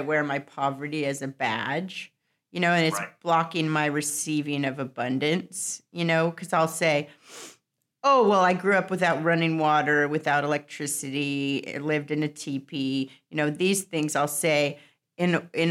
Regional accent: United States; I grew up in Tahoe

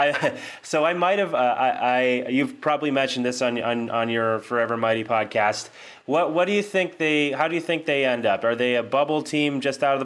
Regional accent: East Coast, United States; moved away as an adult; growing up on the East Coast

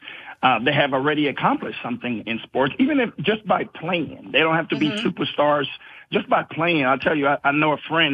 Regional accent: Panama; moved away; I'm originally from Panama

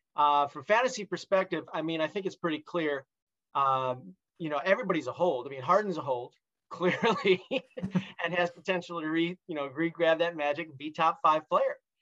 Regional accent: Detroit, Michigan, United States; I grew up in Detroit

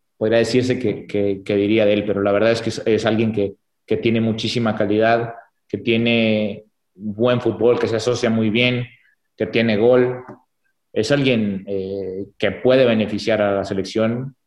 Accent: Mexico; nosotros como mexicanos

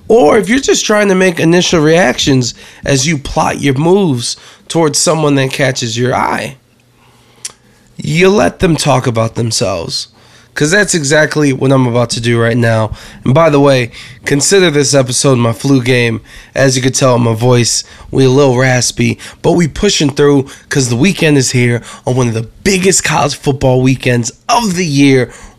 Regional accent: Florida, United States; so I grew up in Florida, I went to school in Florida, so we went to Disney World.

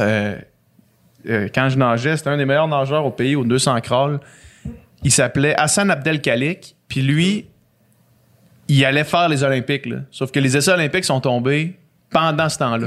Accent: Saguenay, Quebec, Canada; j'ai grandi à Chicoutimi

